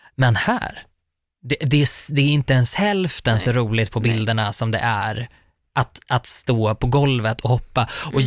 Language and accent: Swedish; Uppsala, Uppsala County, Sweden; Uppsala, för att det är där jag kommer ifrån